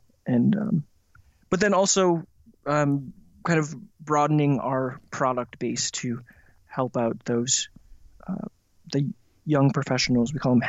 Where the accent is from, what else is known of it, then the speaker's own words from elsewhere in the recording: Midwest, United States; I grew up in the Midwest and kind of bounced around.